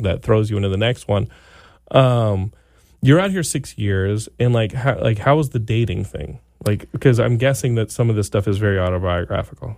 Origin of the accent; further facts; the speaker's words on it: Texas, United States; I grew up in Texas